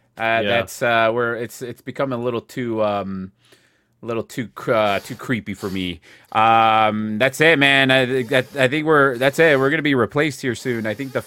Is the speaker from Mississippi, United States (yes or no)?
no; New Jersey, United States; You know, I'm from New Jersey.